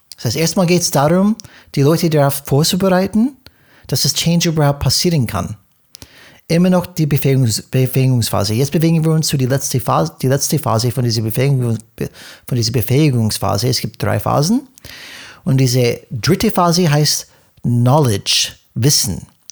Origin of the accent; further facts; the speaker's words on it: United States; German is a second language; moved away; für uns als Amerikaner